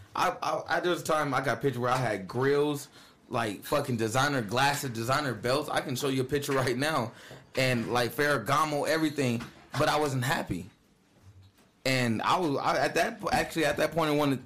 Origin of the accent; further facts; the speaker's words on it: Vallejo, California, United States; moved away; I'm from California, like Vallejo, California.